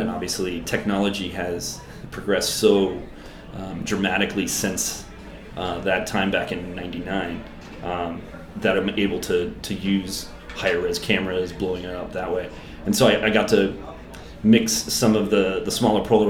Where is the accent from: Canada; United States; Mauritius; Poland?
United States; Southern California; also born or lived in New York; Growing up in Southern California